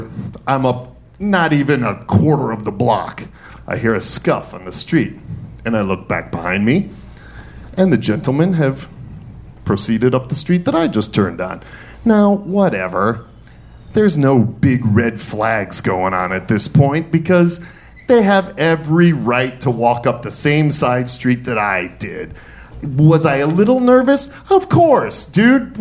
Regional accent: Detroit, Michigan, United States; born or raised there; moved away; also born or lived in New York City / Atlanta

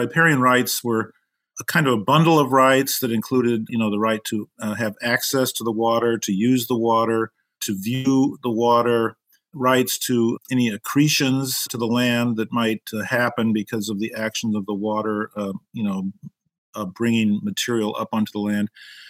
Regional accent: Iowa, United States; now in Chicago, United States; I grew up in Iowa, but I went to law school at the University of Chicago and ended up coming back to Chicago after clerking

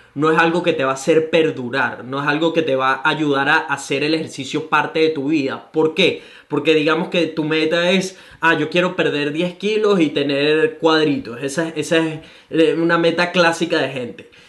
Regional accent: Caracas, Capital District, Venezuela; now in Gold Coast, Australia

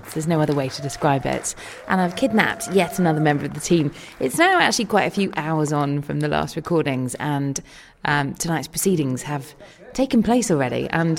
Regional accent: England, United Kingdom; I am actually English. I'm very sorry about that.

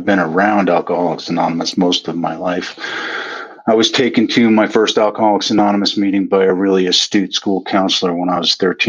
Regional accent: Aspen, Colorado, United States; now in Carbondale, United States; I grew up in Aspen, Colorado.

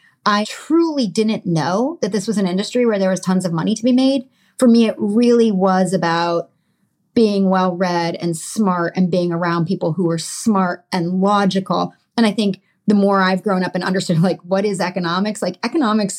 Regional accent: Connecticut, United States; born or raised there

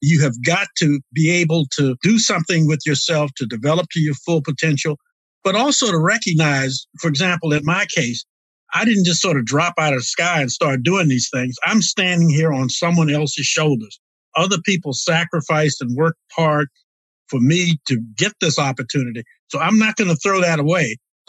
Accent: Prince George's County, Maryland, United States; also born or lived in Washington, D.C.; now in Virginia, United States; I was born in the District of Columbia, raised in Prince George's County, Maryland, and live in Virginia now

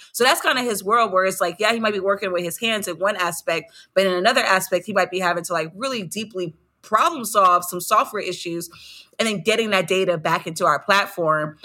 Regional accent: Los Angeles, California, United States; I'm from South Central Los Angeles

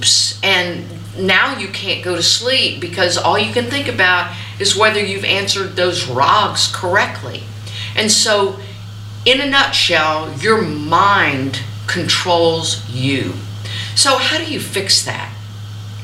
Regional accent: the South, United States; growing up in the South

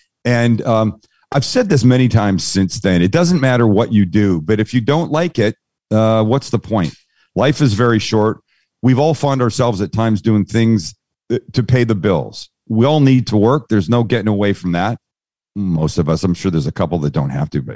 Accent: San Diego, California, United States; I'm from San Diego. There's a significant Mexican community there, amazing food.

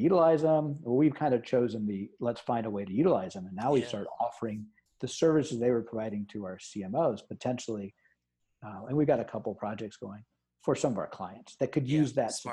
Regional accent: Omaha, Nebraska, United States; I grew up in Omaha, Nebraska

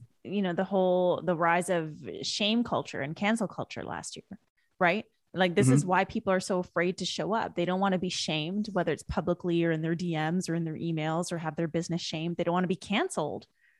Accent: West Coast, Canada; because where I grew up in Canada was the West Coast.

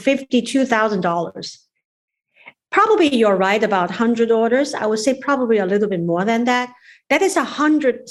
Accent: China; also born or lived in New York / Maryland; now in United States; we are from China.

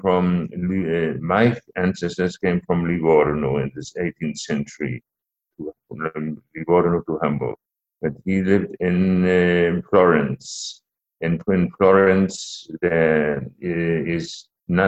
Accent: Portugal; I was born in 1938 in Portugal

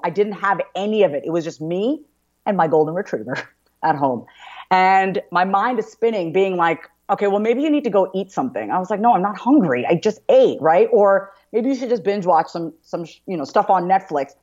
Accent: Long Island, New York, United States; I grew up on Long Island, New York

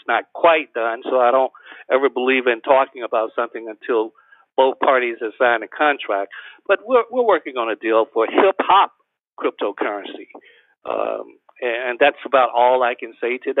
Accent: Alabama, United States; me growing up in Alabama in the 50s

